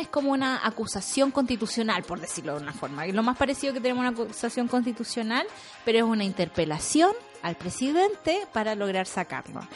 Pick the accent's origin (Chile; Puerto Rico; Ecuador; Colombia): Chile; como pueblo chileno